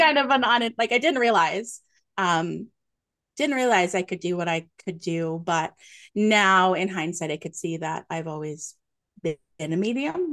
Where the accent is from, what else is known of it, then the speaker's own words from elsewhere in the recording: Nova Scotia, Canada; moved away as an adult; now in Ontario, Canada; I'm a maritimer like you. I am born and raised in Nova Scotia, currently living in Ontario